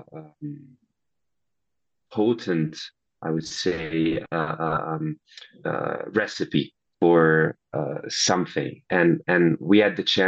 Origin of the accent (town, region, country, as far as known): Italy; accent: Italian; English is a second language